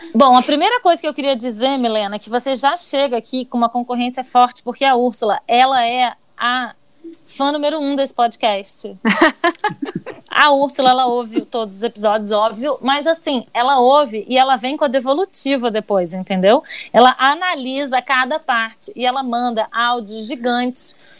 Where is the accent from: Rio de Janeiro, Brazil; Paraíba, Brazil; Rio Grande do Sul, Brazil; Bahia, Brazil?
Rio de Janeiro, Brazil; Eu nunca saí do Rio de Janeiro